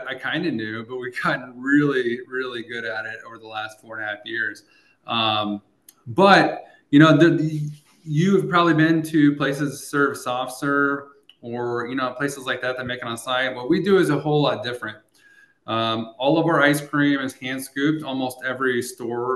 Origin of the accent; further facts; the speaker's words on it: Eldon, Missouri, United States; my hometown of Eldon, Missouri